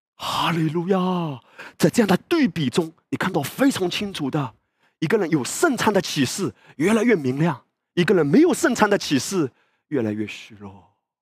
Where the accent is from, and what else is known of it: China